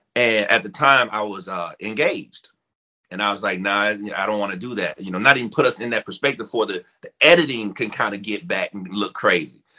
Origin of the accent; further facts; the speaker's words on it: Foley, Alabama, United States; where I grew up in Foley, Alabama